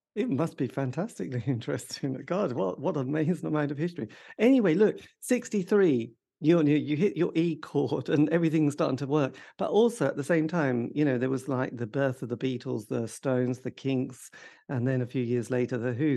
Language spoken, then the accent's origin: English; East Anglia, East of England, United Kingdom; I grew up, you know, in the depths of East Anglia in the U K